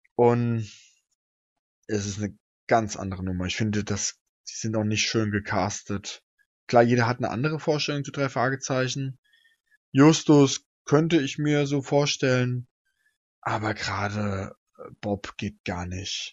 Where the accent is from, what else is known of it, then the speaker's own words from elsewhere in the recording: Hesse, Germany; now in Berlin, Germany; ich komme ja aus Hessen